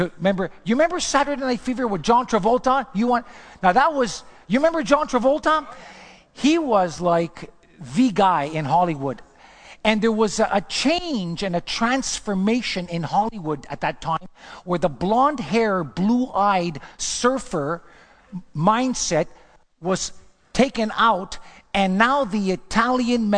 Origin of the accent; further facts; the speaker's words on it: Montreal, Quebec, Canada; moved away as an adult; also born or lived in Los Angeles; I'm from Montreal